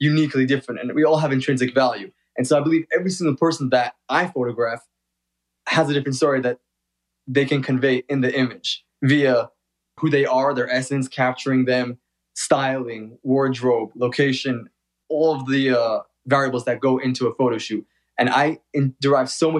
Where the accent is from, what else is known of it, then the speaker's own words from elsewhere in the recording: New York City, New York, United States; moved away as an adult; now in Los Angeles, United States; I was born and raised in Brooklyn.